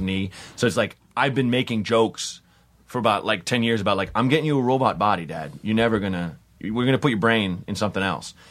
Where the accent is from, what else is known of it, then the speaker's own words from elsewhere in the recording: Portland, United States; I'm from Portland